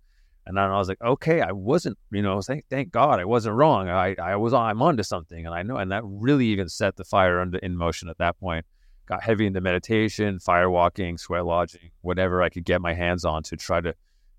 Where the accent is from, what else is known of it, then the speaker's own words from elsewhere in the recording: England, United Kingdom; just ginger kid, you know, like that's growing up in England